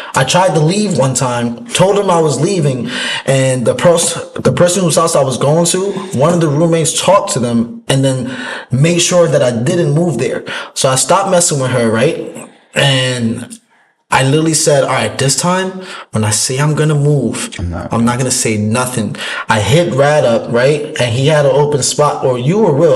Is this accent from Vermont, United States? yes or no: no; New York, United States; moved away; also born or lived in Bronx; I'm from New York